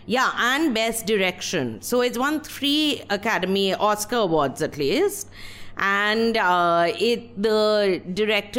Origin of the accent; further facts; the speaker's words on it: West Bengal, India; I'm from Bengal. We have very slow films there also